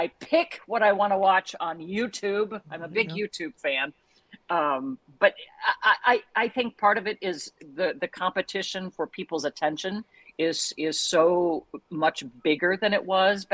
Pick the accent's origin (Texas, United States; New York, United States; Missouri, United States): Missouri, United States; St. Joseph; moved away as an adult; also born or lived in Joplin, Missouri / Moline, Illinois / Miami, Florida; now in Cleveland, United States; I started in St. Joseph, Missouri, my hometown.